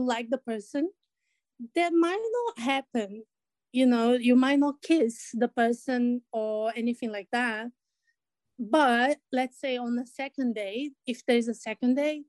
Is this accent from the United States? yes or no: no; Brazil; now in Australia; I live in Australia. I'm also from Brazil